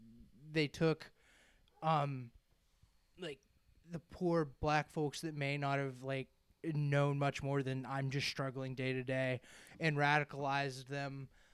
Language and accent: English; United States; it might be in part because I'm American